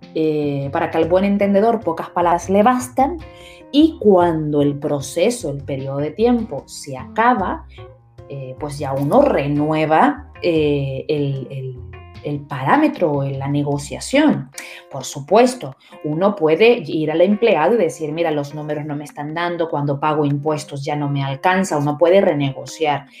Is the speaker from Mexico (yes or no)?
no; Spain; Nosotros como españoles